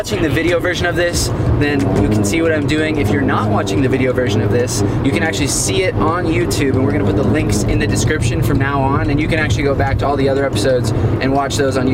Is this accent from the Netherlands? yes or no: no; California, United States; we're from California